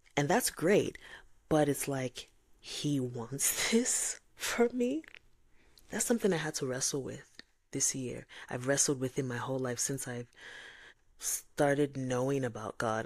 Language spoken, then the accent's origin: English; Nigeria; I'm Nigerian